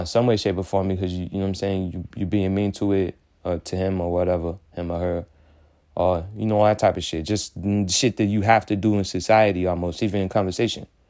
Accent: Haiti; now in United States; I'm coming straight from Haiti

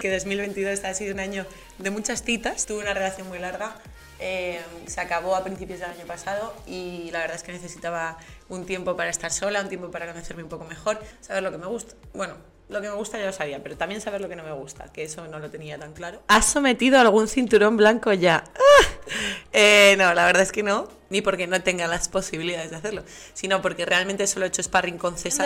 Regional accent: Las Rozas, Community of Madrid, Spain; De las Rozas

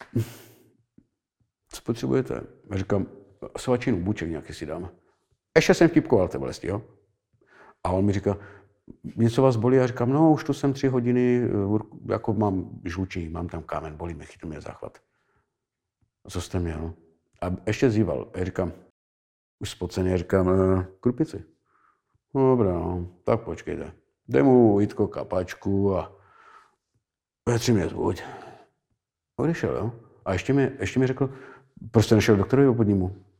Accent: Moravia, Czechia; u nás na Moravě

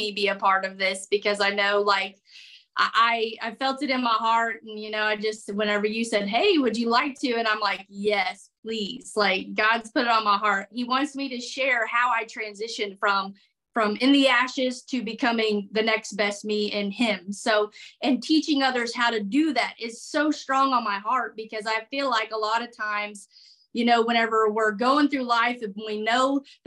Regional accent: Missouri, United States; I'm from Missouri.

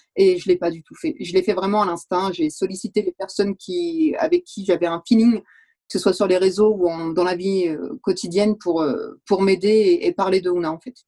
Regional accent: France; moved away as an adult; now in Valais, Switzerland; Je suis française à la base et je me suis retrouvée en Valais il y a 5 ans

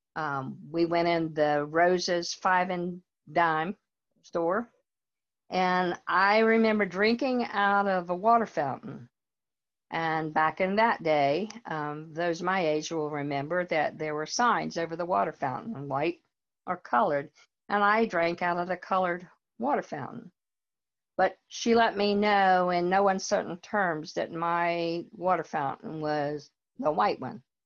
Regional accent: North Carolina, United States; moved away as an adult; also born or lived in Richmond, Virginia; now in Fredericksburg, United States; I grew up in North Carolina.

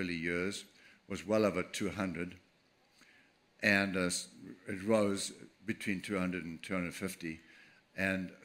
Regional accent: Durban, KwaZulu-Natal, South Africa; I was born 1948, April 13th, in Durban, South Africa, right on the beach.

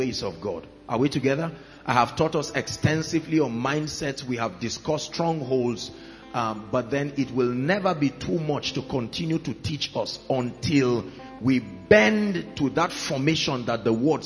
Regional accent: Plateau, Nigeria; I come from Plateau State

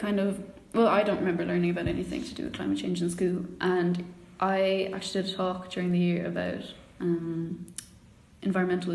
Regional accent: Cork, Munster, Ireland; I'm from Cork myself, but I am from Bishopstown, which is the pretty much outskirts of Cork City

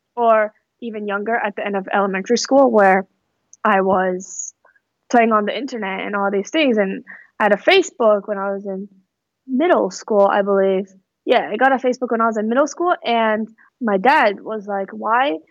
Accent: Fremont, California, United States; also born or lived in Mountain View, California / Palo Alto, California; I grew up in the Bay Area. I actually grew up in the East Bay in Fremont, and so that's where I spent most of my childhood.

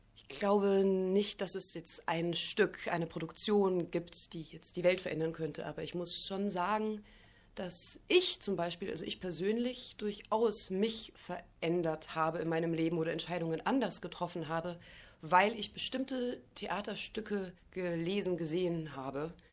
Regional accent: Bavaria, Germany; now in Rostock, Germany; Ich komme ja auch aus Bayern

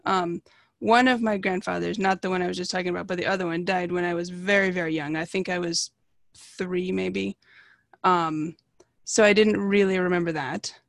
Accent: Redmond, Washington, United States; also born or lived in Seattle / New York / Portland; I actually grew up, like, four blocks from where I live now

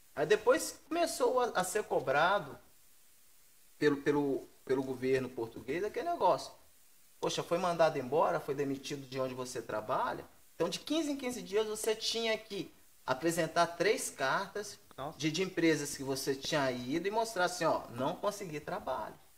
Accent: Minas Gerais, Brazil; also born or lived in Rio de Janeiro; now in São Paulo, Brazil; meu sonho era voltar para Minas

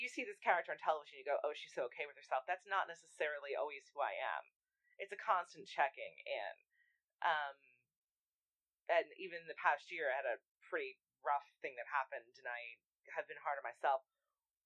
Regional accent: New York, United States; I'm a New Yorker

